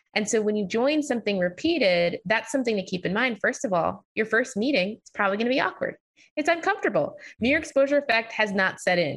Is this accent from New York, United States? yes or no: yes; New York, United States; I grew up in New York, so I had never experienced racism